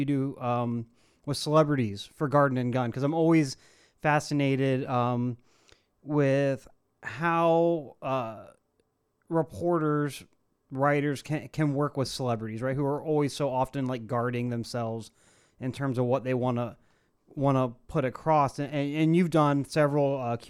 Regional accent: Ohio, United States; I'm from Ohio

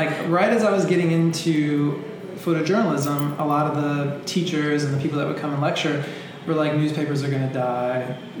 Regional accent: Cincinnati, Ohio, United States; moved away as an adult; also born or lived in Chicago / New York; I'm from Cincinnati originally.

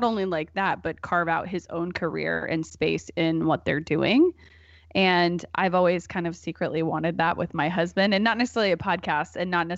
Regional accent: Portland, United States; born there; I was born in 1986 in Portland, and so I'm gonna be 33 this month.

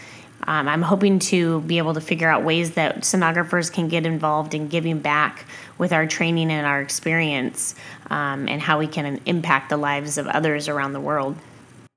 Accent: Washington, United States; moved away as an adult; also born or lived in Eugene-Springfield, Oregon; now in Eugene, United States; I grew up in the Pacific Northwest and still practice sonography here presently

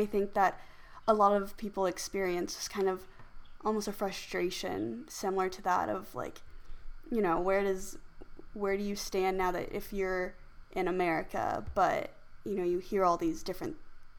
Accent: Midwest, United States; Yeah, growing up in the Midwest, I mean, I heard the microaggressions, the racist comments, the discrimination, all of that. And I think I started to resent my race and also where I was from.

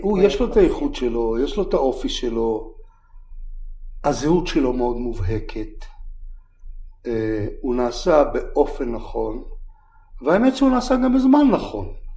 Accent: Beersheba, Southern District, Israel; moved away as an adult; also born or lived in Kibbutz Ma'anit / Tel Aviv; now in Mitzpe Ramon, Israel; אני בתור ילד גדלתי בבאר שבע מגיל שבע שמונה

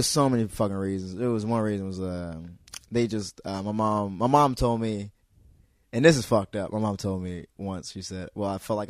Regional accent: Hyattsville, Maryland, United States; that's my hometown. Hiatal is my hometown.

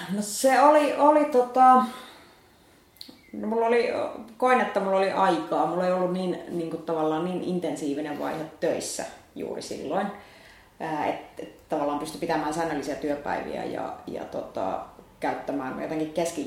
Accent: Finland; moved away as an adult; also born or lived in Helsinki; mä olin pitkään, maaseudulta kotoisin

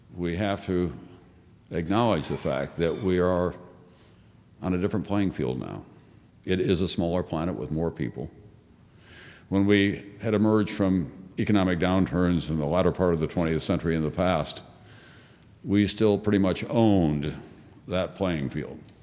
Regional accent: Yankton, South Dakota, United States; moved away; also born or lived in New York; when I was growing up in South Dakota

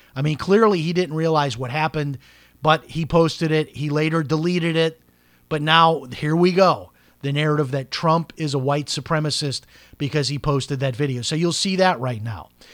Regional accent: Chicago, Illinois, United States; when I grew up in Chicago

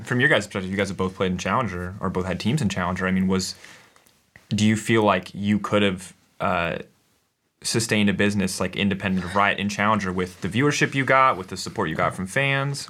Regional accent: United States; as an American growing up

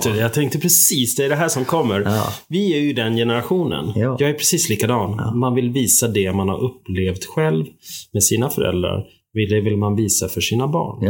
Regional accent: Upplands Väsby, Stockholm County, Sweden; accent: Stockholm; moved away as an adult; now in Sälen, Sweden; Och jag kommer ju från Stockholm, Upplands Väsby grunden och eh, flyttade hit 89 och har blivit kvar sedan dess

